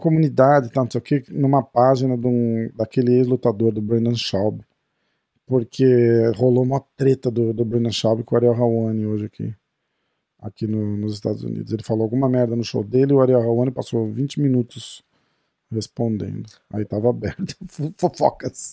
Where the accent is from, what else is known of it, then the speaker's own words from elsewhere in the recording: Brazil; a gente é brasileiro